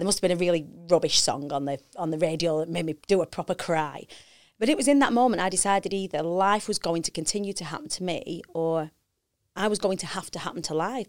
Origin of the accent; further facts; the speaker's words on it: Preston, North West England, United Kingdom; I grew up on the Council Estates of Preston